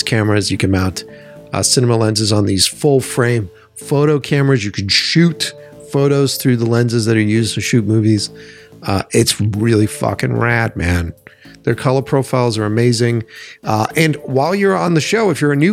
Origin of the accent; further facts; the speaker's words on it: Boston, Massachusetts, United States; I grew up in Boston.